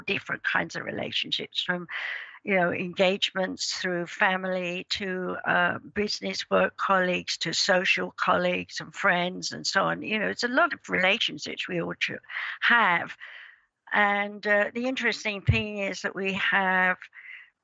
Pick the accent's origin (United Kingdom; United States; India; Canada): United Kingdom; England; I was born in England in 1942 on Midsummer's Day